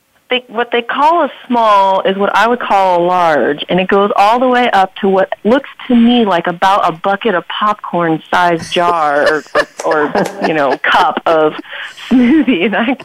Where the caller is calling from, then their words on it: Duluth, Georgia, United States; I am calling from Duluth, Georgia, and I am drinking a protein chocolate shake with peanut butter.